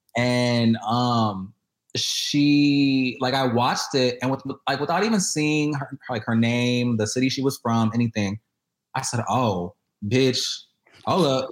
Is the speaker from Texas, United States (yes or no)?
yes; Houston, Texas, United States; moved away; I am born and raised in Houston